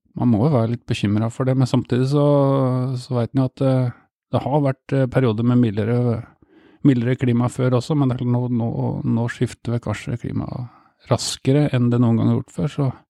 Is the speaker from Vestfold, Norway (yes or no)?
no; Steinberg, Buskerud, Norway; also born or lived in Drammen; jeg vokste opp på Steinberg, stasjons, et lite stasjonssted mellom Hokksund og Mjøndalen.